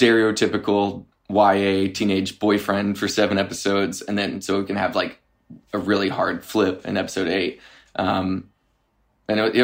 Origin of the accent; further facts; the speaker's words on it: Arkansas, United States; growing up in Arkansas